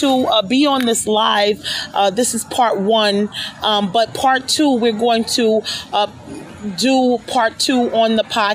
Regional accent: New York City, New York, United States; now in Long Island, United States; I'm from New York, right? And so the part of town that I came from is East New York, where a lot of the people that I grew up

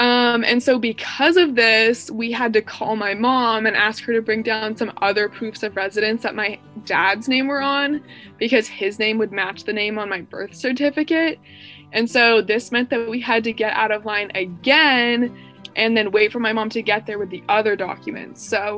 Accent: Hawaii, United States; born there; I was born in Hawaii, and my birth certificate is kind of different for some reason

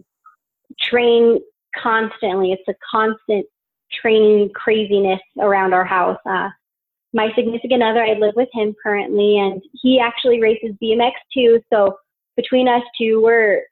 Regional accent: Albuquerque, New Mexico, United States; born or raised there

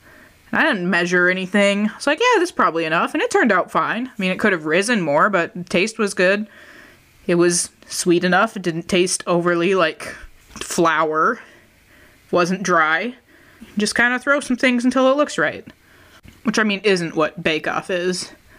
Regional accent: Minnesota, United States; But we're from Minnesota.

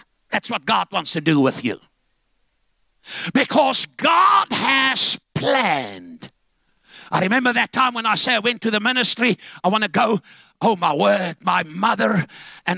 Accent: Zambia; moved away; also born or lived in Cape Town; I was born in Zambia, and they had Caricots there.

